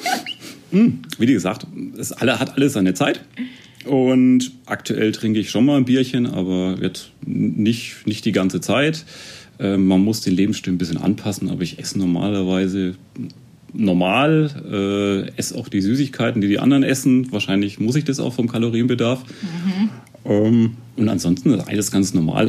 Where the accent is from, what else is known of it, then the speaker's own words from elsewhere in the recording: Erlangen, Bavaria, Germany; Also ich komme ursprünglich auch aus Erlangen. Ich wohne eigentlich schon immer in Tennenlohe